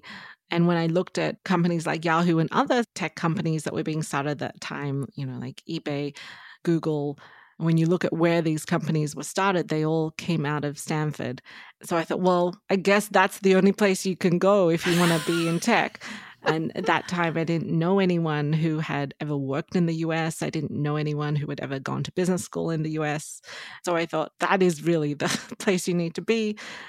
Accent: Australia; moved away as an adult; now in United States; So I grew up in Australia, did my undergraduate degree there, did a degree in economics and marketing, and then moved to the US, you know, after working in Australia for some time.

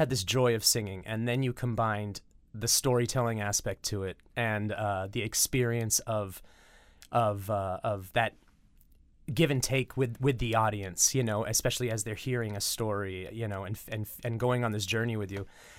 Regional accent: California, United States; moved away; California originally.

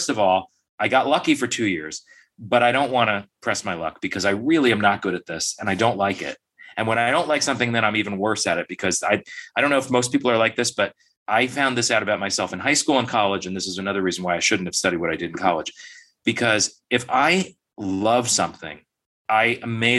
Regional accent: near Harrison, New Jersey, United States; in quite near my hometown, in Harrison, New Jersey

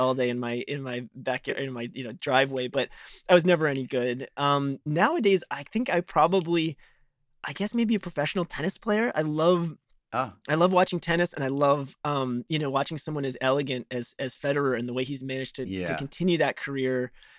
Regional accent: Chicago, Illinois, United States; I grew up in Chicago

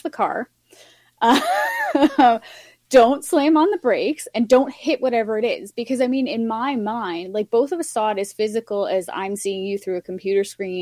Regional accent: Yukon, Canada; I grew up in the Yukon where, you know, the huge population is First Nations. My hometown is very heavily First Nations based.

